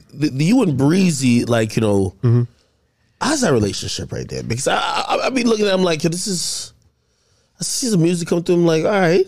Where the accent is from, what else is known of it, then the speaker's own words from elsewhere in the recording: Jamaica; I'm Jamaican, so like I come from watching reggae and dancehall.